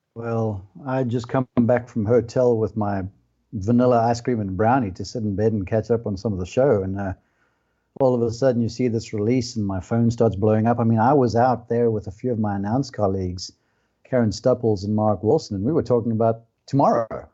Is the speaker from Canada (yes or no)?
no; South Africa; now in United States; I'm South African by birth, now an American citizen